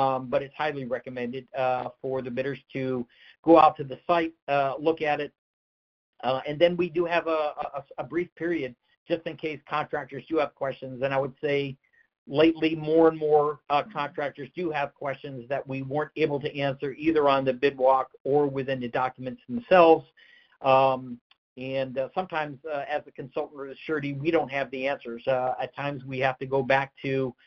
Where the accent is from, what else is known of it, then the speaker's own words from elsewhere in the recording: Northeast, United States; I'm from the Northeast